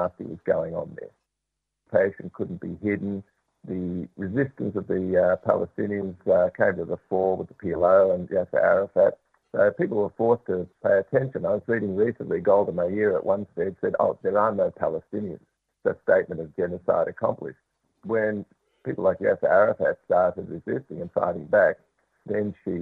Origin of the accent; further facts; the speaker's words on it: Ireland; now in Australia; being Irish